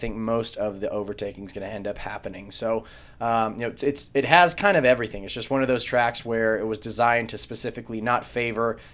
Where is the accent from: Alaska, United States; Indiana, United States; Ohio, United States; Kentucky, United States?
Indiana, United States; Indianapolis; my hometown of Indianapolis